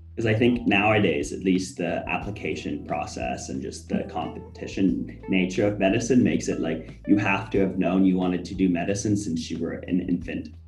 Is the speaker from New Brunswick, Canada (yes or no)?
no; Halifax, Nova Scotia, Canada; moved away; I'm from Halifax originally